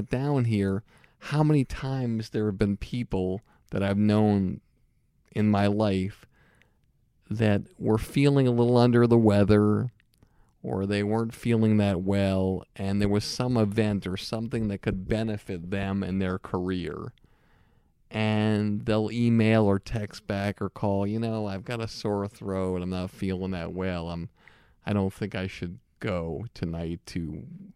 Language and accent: English; Longmeadow, Massachusetts, United States; my hometown, Long Meadow